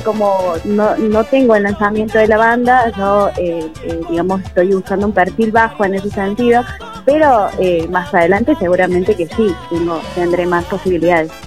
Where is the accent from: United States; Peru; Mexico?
Peru; now in Córdoba, Argentina; yo soy de Perú